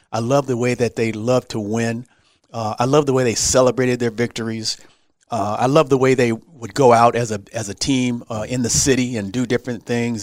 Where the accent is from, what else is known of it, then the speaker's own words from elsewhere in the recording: Los Angeles, California, United States; also born or lived in Texas; I'm from Los Angeles. Right. My parents were in Los Angeles